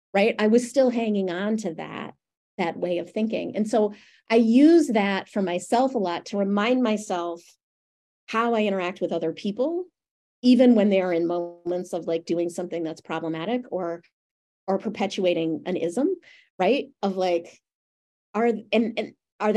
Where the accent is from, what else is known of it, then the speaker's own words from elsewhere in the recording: Western New York, United States; I was growing up in Western New York